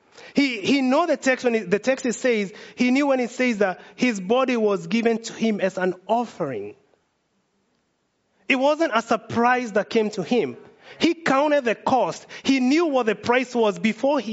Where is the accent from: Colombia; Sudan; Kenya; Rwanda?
Kenya; now in United States; I'm from Kenya